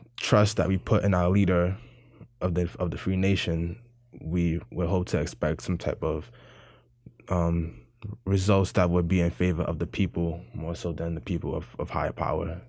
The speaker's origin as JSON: {"language": "English", "town": "New York City", "region": "New York", "country": "United States", "said": "I am from the Bronx, New York"}